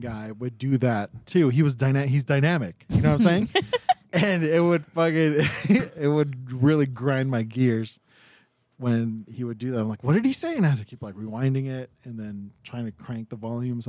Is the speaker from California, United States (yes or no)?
yes; Monterey Park, California, United States; growing up in Monterey Park